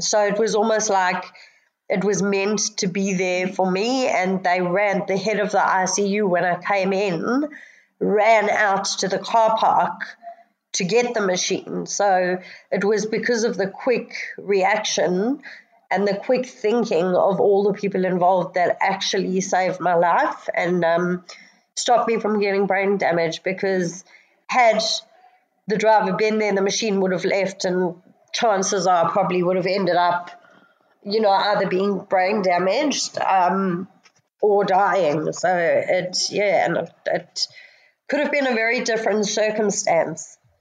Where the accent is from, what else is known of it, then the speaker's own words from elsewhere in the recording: Johannesburg, Gauteng, South Africa; moved away as an adult; now in Sydney, Australia; I came from South Africa, which have, has very similar weather. Um, although because we were in, jo- in Johannesburg